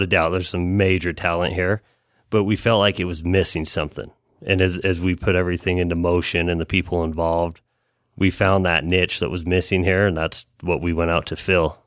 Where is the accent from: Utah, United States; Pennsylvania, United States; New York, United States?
Utah, United States; Salt Lake City; we're both from Rose Park